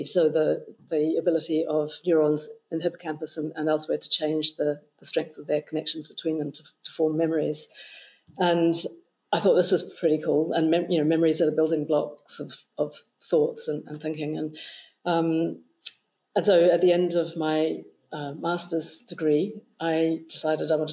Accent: New Zealand; moved away; But I was growing up in New Zealand

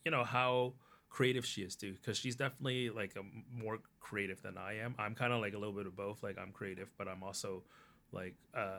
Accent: Canada; yes, this is part of me, but being Canadian is also the other part. And it can coexist.

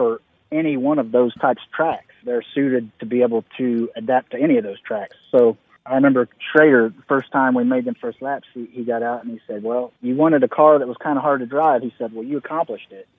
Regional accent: Indiana, United States; growing up in Indiana

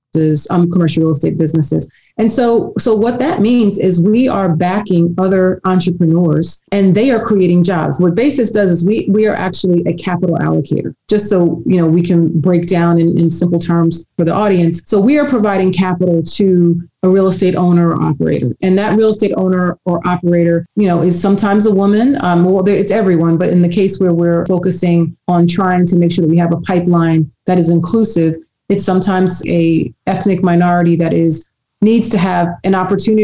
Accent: New York City, New York, United States; where I grew up in Queens

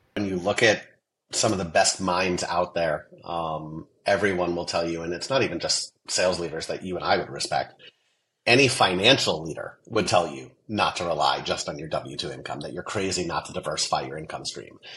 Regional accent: Las Vegas, Nevada, United States; I grew up in Vegas

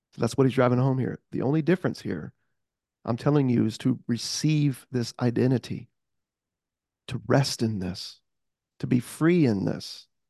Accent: United States; I am born and raised in America

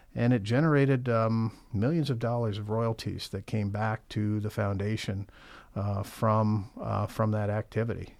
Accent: Champaign, Illinois, United States; now in Michigan, United States; I'm from Illinois originally. I grew up in Champaign, Urbana

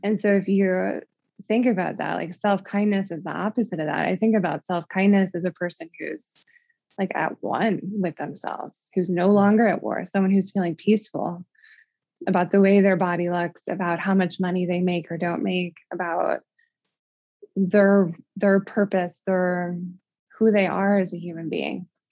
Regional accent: Midwest, United States; moved away as an adult; also born or lived in Connecticut; I'm from the Midwest

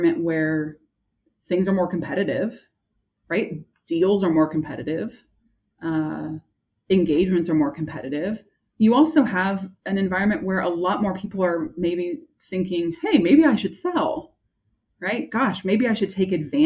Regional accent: San Francisco Bay Area, California, United States; I'm from California. I am a San Francisco Bay Area girl

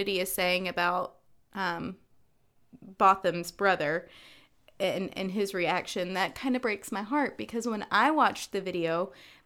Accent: North Carolina, United States; moved away; I grew up in North Carolina

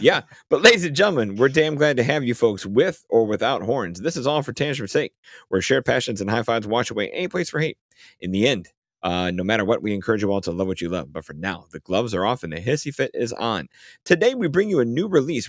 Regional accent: Chicago, Illinois, United States; I'm Chicagoan

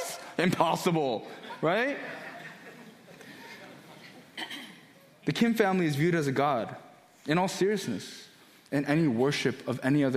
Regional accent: United States; also born or lived in Korea; Growing up in America, I was born in Korea, but moved here when I was one, pretty much lived here for 29, 30 years of my life

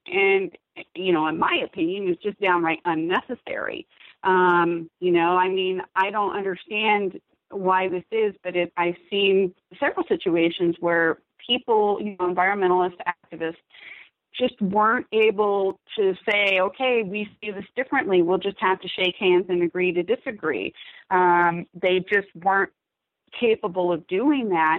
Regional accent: Kentucky, United States; also born or lived in Southern California; now in Idaho, United States; I was born and raised in Kentucky

